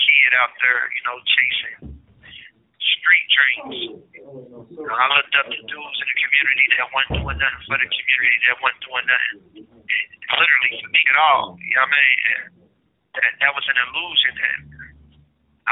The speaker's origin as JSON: {"language": "English", "town": "Cincinnati", "region": "Ohio", "country": "United States", "said": "we don't come from no community where we got good sports programs"}